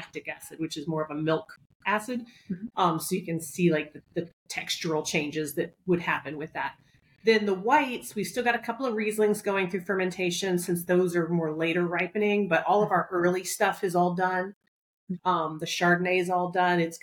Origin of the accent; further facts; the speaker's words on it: Southeast, United States; now in New York, United States; I grew up in the Southeast